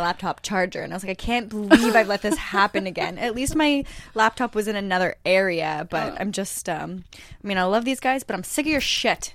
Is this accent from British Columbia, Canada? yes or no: no; Sudbury, Ontario, Canada; moved away; we're both from Sudbury